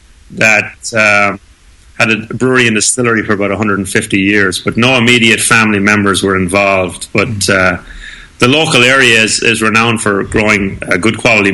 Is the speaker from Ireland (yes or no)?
yes; Kildare, Leinster, Ireland; moved away as an adult; also born or lived in Edinburgh, Scotland / London; now in United States; I'm originally from Kildare in the Irish Midlands, and I studied brewing science up in Edinburgh in Scotland for about 4 years before graduating and going off to work for Arthur Guinness in London for a couple of years